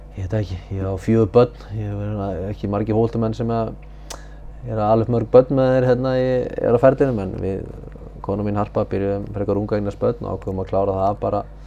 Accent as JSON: {"language": "Icelandic", "town": "Húsavík", "region": "Northeastern Region", "country": "Iceland", "said": "ég kem frá Húsæk"}